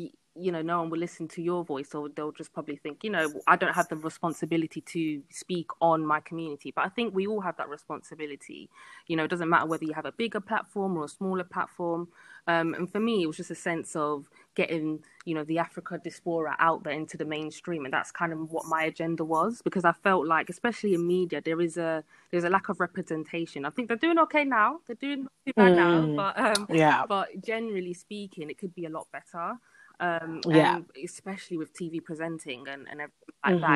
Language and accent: English; London, United Kingdom; born and bred in London